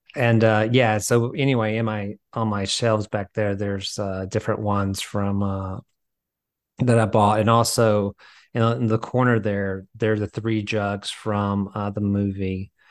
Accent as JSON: {"language": "English", "region": "the South", "country": "United States", "tie": "born or raised there", "lives_now": "Nashville, United States", "said": "I grew up in the South"}